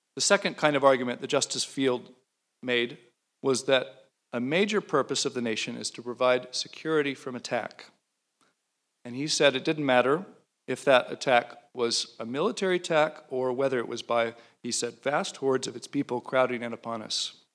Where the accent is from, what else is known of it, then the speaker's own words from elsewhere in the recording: Alabama, United States; moved away; I'm from Alabama.